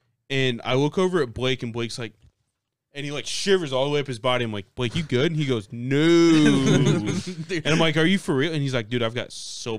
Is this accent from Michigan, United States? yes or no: no; Albion, Indiana, United States; We're from Albion, Indiana.